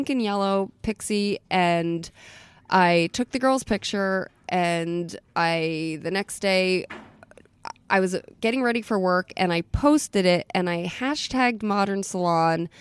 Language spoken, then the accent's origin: English; Atlantic City, New Jersey, United States; also born or lived in Philadelphia / Munich; now in Florida, United States; I'm from Atlantic City. I grew up in Atlantic City.